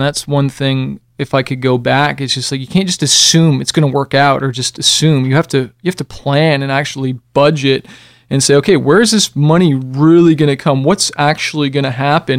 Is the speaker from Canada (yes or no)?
yes; Canada; moved away; I came from Canada originally